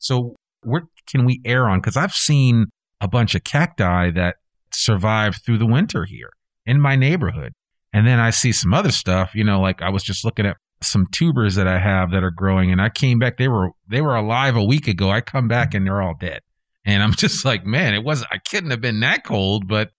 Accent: New England, United States; because like I came from New England, there's a lot of apple orchards up in the New England states.

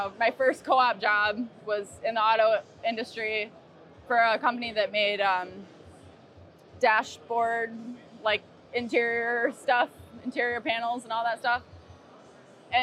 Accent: near Detroit, Michigan, United States; I grew up near Detroit

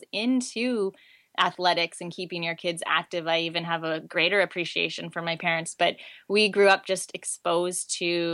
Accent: Vancouver, British Columbia, Canada; also born or lived in Okanagan Valley; I'm from Vancouver

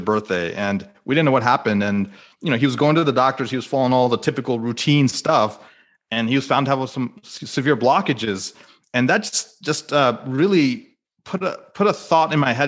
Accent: United States; as an Indian American

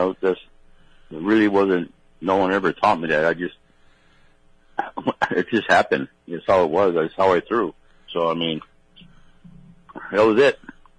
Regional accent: Hawaii, United States; growing up in Hawaii, every Hawaiian boy looks up to the old-timers, guys like Duke Onamoku and Eddie Aikau, mainly surfers.

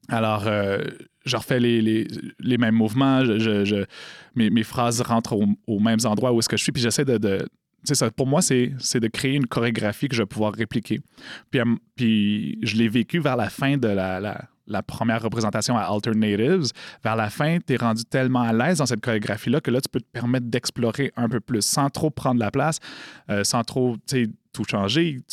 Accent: Montreal, Quebec, Canada; j'ai grandi loin de la communauté euh, d'Odanak, j'ai grandi à Montréal

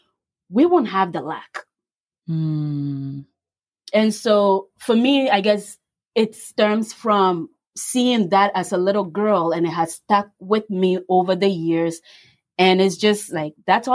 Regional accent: Ghana; moved away; I grew up in West Africa, Ghana

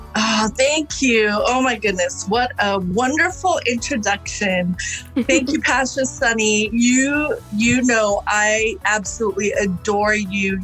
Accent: Sri Lanka; now in United States; I was born in Sri Lanka, and um, it is a predominantly Buddhist nation

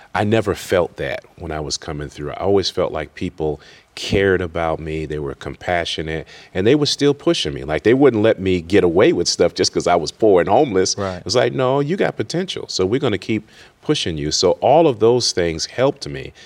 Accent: Worcester, Massachusetts, United States; I grew up in Worcester, Massachusetts, which is west of Boston

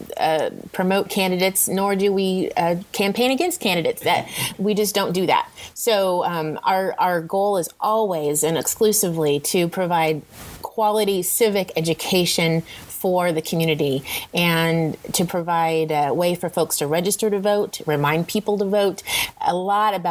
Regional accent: Topeka, Kansas, United States; moved away as an adult; also born or lived in Hiawatha, Kansas / Oklahoma; We moved to Topeka when I was in the end of first grade. So I went from second grade all the way to high school here

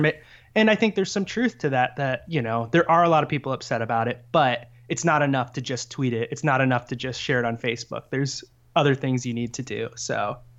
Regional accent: Fort Wayne, Indiana, United States; I grew up in Fort Wayne, Indiana

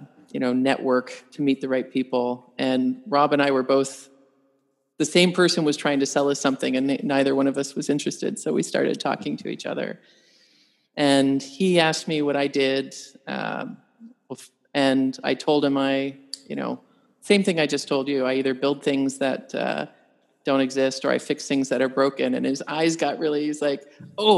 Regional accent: Canada; moved away; I'm an engineer by training. I'm a Canadian.

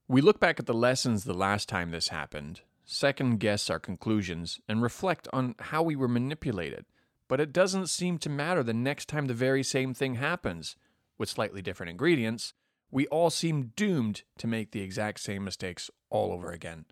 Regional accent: Canada; moved away; Even as a Canadian

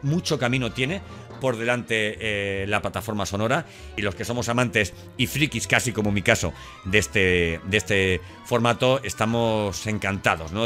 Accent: Elche, Valencian Community, Spain; now in Seville, Spain; aunque vivo en Sevilla, soy, vamos, soy de Elche, soy, soy alicantino

